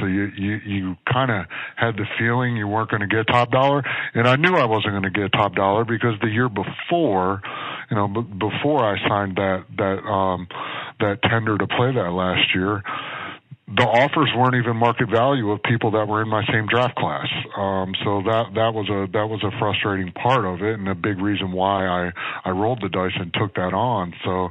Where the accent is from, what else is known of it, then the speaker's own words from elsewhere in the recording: Midwest, United States; moved away; also born or lived in Philadelphia; I grew up in the Midwest.